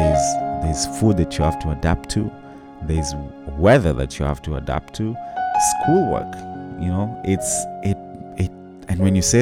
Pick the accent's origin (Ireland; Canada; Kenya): Kenya; born or raised there; now in United States